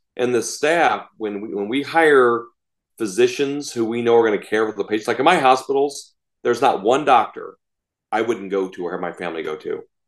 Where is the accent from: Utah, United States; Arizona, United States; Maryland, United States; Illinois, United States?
Illinois, United States; Chicago; I grew up outside Chicago